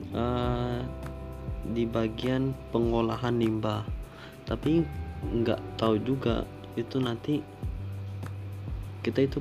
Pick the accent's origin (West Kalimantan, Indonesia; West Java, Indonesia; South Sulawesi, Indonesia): West Kalimantan, Indonesia; Pontianak; soalnya kan aku asalnya dari Pontianak ya dan Pontianak itu tidak ada kereta